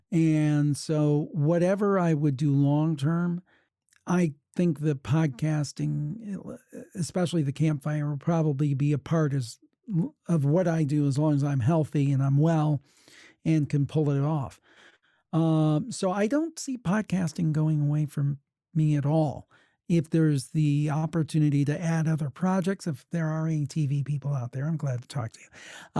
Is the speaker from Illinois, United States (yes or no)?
no; Ohio, United States; I was born and raised in Ohio